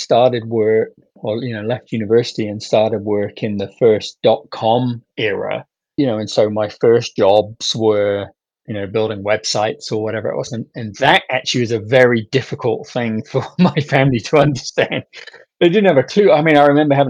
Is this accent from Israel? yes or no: no; United Kingdom; now in United States; you can hear from my accent that that's where I grew up.